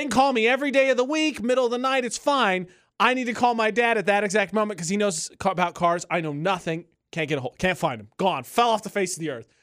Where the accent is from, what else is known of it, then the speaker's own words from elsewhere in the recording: Lafayette, Indiana, United States; moved away; Fifty-two is one of the busiest roads in my hometown